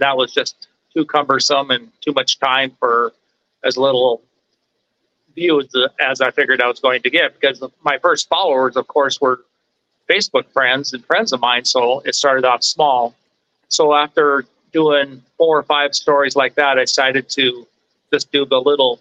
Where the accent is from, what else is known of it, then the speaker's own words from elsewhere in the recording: Glenburn, North Dakota, United States; I'm actually from the Minot area. I grew up in a small town of Glenburn.